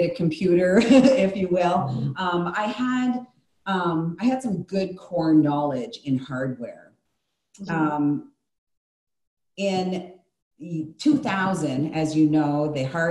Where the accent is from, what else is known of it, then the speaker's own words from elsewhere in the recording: the Maritimes, Canada; also born or lived in Calgary, Alberta; Once I got back east, because I grew up in Calgary, Alberta, for my middle school years. But once I came home, I said that I would never leave again. The Maritimes is my blood.